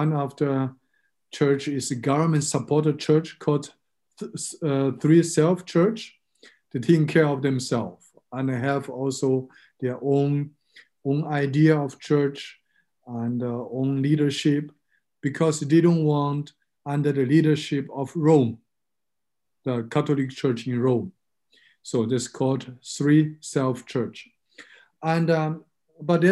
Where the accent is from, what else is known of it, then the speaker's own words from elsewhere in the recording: China; also born or lived in Burma / Thailand / Germany; now in Frankfurt, Germany; I grew up in China and lived in Burma, in Thailand. And since 2001, my family and my parents, we are living in Germany